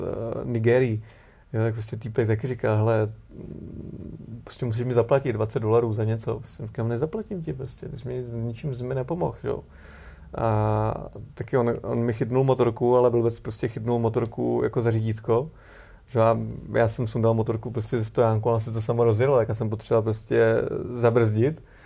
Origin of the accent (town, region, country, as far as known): Czechia